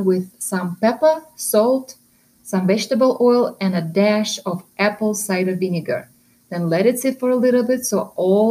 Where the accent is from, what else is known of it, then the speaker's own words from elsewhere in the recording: Russia; moved away; I am originally from Russia